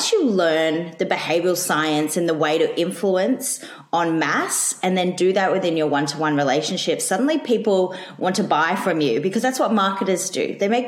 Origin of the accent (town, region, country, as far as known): Australia